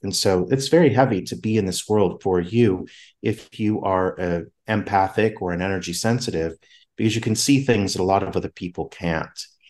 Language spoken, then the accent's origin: English; Southern California, United States; moved away; I'm from Southern California